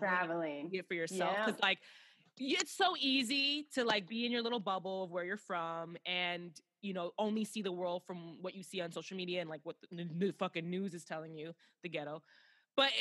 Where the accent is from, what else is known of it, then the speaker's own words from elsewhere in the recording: Chicago, Illinois, United States; I'm from America, I'm from Chicago